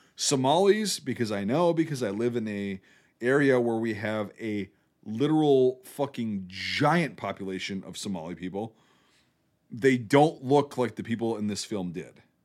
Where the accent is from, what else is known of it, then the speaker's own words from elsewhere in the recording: United States; I'm an American